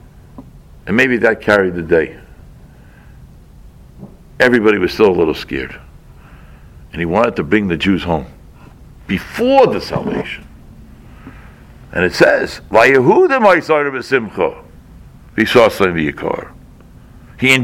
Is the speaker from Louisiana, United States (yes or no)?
no; Boston, Massachusetts, United States; moved away; I come from Boston